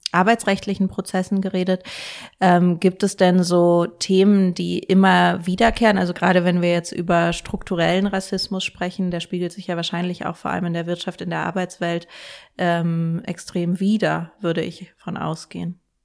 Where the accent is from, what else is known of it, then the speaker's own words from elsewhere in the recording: Germany; wir sind einfach in Deutschland auch alle in sehr rassistischen Denkstrukturen aufgewachsen